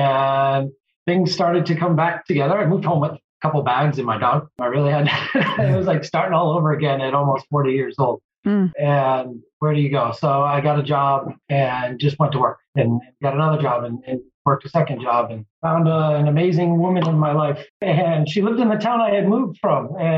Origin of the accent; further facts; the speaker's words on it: Massachusetts, United States; also born or lived in Virginia; I grew up and lived in Massachusetts all my life, playing sports. I went to college, played sports, moved back to Massachusetts after going to Virginia Tech and worked